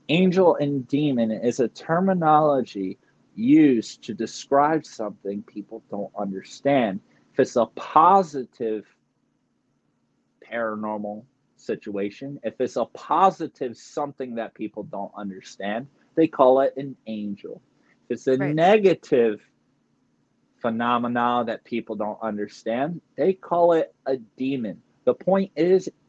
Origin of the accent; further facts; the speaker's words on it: near Camden, New Jersey, United States; I'm not far from Camden, New Jersey, not far from Philly